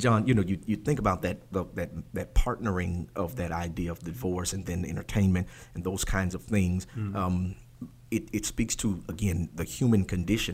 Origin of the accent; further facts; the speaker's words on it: Maryland, United States; When I grew up in Maryland